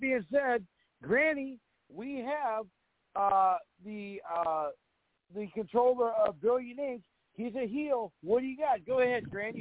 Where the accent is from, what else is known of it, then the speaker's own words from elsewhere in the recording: Fargo, North Dakota, United States; I come from North Dakota